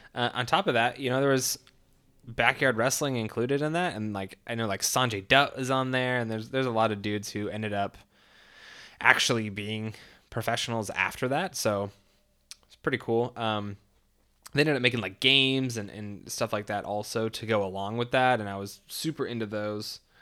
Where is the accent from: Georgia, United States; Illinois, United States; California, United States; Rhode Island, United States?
California, United States; born or raised there